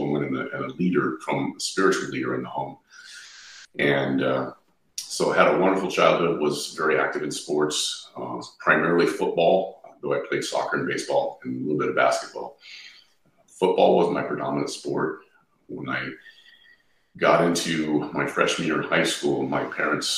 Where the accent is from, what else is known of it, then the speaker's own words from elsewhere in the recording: Southern California, United States; moved away as an adult; also born or lived in Ohio; I was born and raised in Southern California.